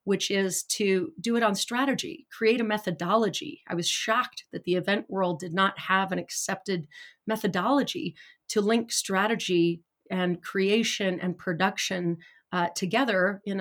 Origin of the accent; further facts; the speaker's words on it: Idaho Falls, Idaho, United States; also born or lived in Bay Area; now in California, United States; I grew up in Idaho Falls, Idaho with not a lot.